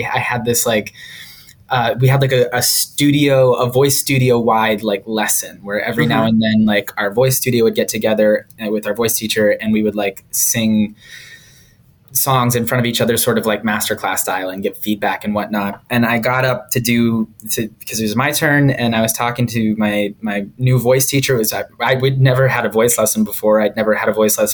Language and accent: English; about an hour south of Boston, Massachusetts, United States; I grew up about an hour south of Boston in Massachusetts